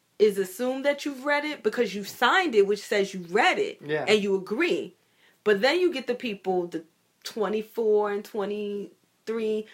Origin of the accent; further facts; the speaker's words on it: United States; we're American